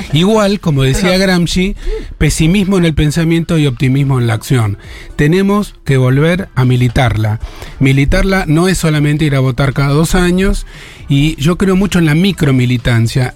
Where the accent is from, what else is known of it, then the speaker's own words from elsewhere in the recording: Argentina; Cuando yo nací en Argentina